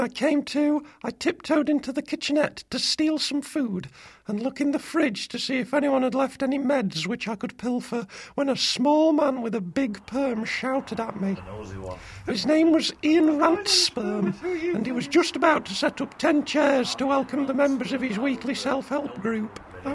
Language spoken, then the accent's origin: English; Cairo, Cairo Governorate, Egypt; No, I'm from Cairo.